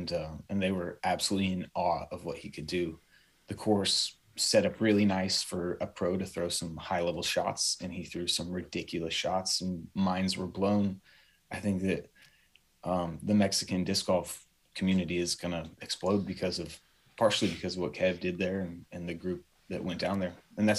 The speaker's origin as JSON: {"language": "English", "region": "São Paulo", "country": "Brazil", "tie": "born or raised there", "also_born_or_lived": "Tokyo, Japan", "said": "I grew up in Sao Paulo, Brazil, and Tokyo, Japan, two of the five biggest cities in the world. And I went there not of my own accord."}